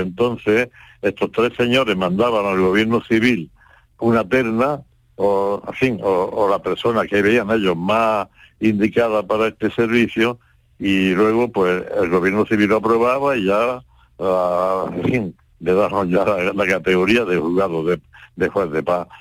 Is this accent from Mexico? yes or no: no; Cádiz, Andalusia, Spain; mi pueblo, que es Cádiz